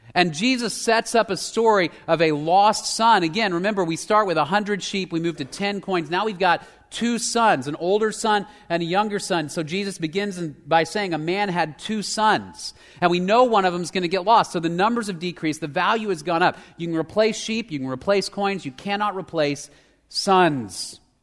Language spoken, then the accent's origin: English; Dallas, Texas, United States; I grew up in Dallas